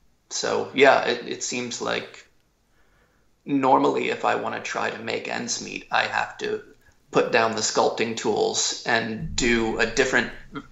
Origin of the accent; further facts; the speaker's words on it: Philadelphia, Pennsylvania, United States; Outside of Philadelphia.